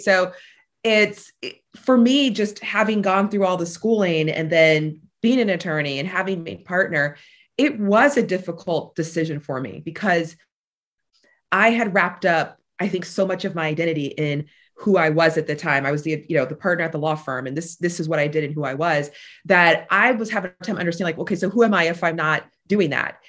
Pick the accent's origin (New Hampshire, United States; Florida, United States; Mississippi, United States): Florida, United States; Tampa; I am a Tampa native, born and raised here